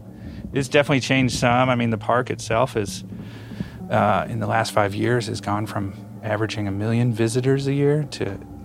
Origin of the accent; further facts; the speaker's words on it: Louisville, Kentucky, United States; moved away as an adult; also born or lived in Indiana; now in California, United States; I was born and raised in Louisville, Kentucky.